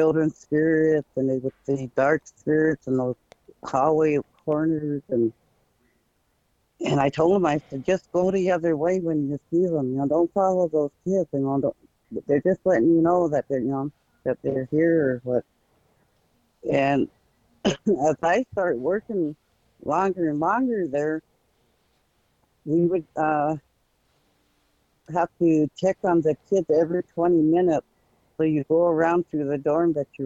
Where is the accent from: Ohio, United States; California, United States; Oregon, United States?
Oregon, United States; Red Blanket; I come from Red Blanket, from my grandparents, Apadupi and Bulataki, and my mother and my father, Rainy and Sleepy.